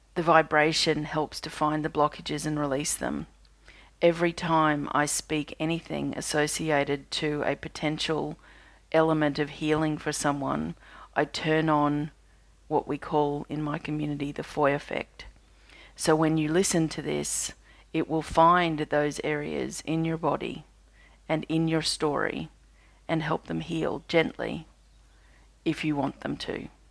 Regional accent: Australia; I'm an Australian energy healer

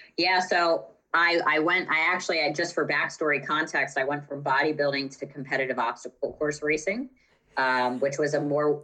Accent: Maryland, United States; moved away as an adult; also born or lived in West Chester, Pennsylvania; I'm from Maryland

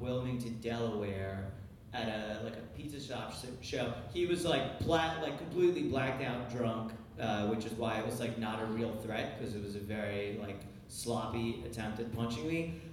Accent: Ukraine; moved away; I was born in Ukraine, and over there they both like my dad plays accordion, my mom plays piano

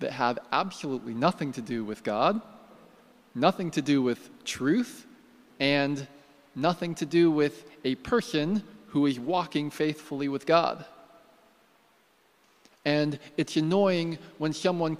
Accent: United States; I'm American

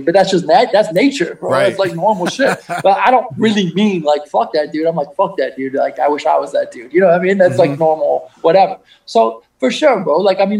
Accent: Midwest, United States; moved away; I'm from the Midwest

